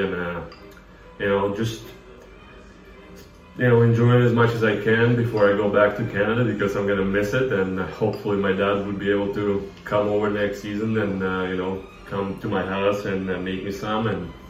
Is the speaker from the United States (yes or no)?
no; Russia; moved away as an adult; you know, it's just another day in Russia, and I'm having a Russian traditional soup.